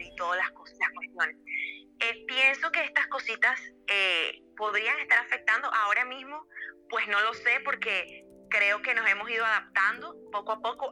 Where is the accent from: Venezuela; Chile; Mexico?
Venezuela; moved away; En mi país